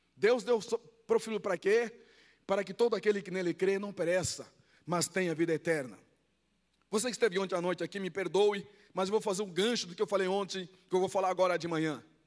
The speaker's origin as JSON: {"language": "Portuguese", "country": "Angola", "tie": "born or raised there", "second_language": "Portuguese", "moved": "as an adult", "lives_now": "Brazil", "said": "Eu nasci numa aldeia eu nasci numa aldeia, não falava português. Eu conheci cidade com 11 anos. Fui para a guerra, fui treinado pelos soviéticos e cubanos. Participei da guerra de Angola"}